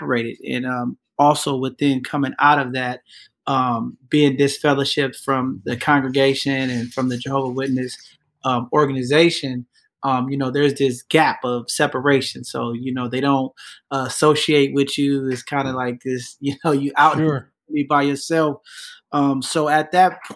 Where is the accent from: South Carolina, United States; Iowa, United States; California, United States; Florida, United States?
California, United States; San Francisco; I grew up in San Francisco